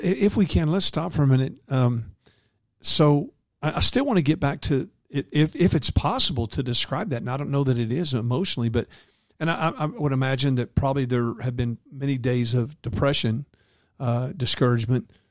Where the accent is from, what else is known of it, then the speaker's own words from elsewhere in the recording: North Texas, United States; my hometown here in North Texas